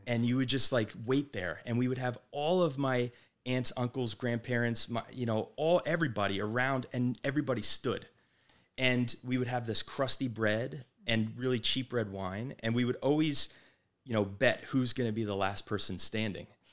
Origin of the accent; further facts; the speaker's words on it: Manasquan, New Jersey, United States; moved away; the Jersey Shore where we grew up in Manasquan